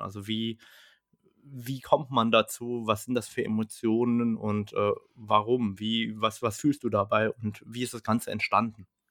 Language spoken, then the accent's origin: German; Germany; Bei uns in Deutschland